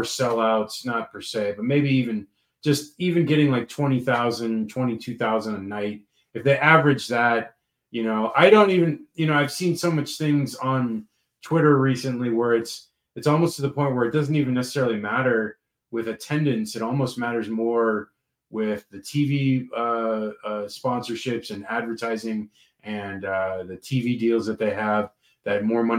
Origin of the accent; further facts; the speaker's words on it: St. Petersburg, Florida, United States; moved away; I'm from St. Pete